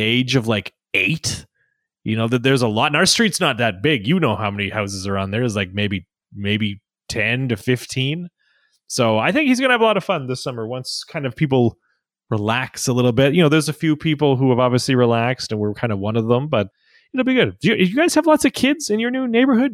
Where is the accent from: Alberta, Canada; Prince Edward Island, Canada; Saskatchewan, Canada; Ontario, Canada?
Saskatchewan, Canada; I grew up in Saskatchewan